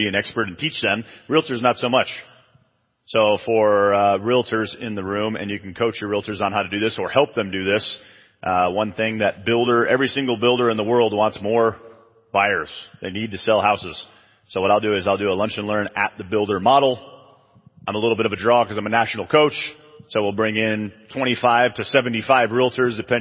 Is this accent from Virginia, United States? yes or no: no; Chicago, Illinois, United States; now in San Antonio, United States; I'm from Chicago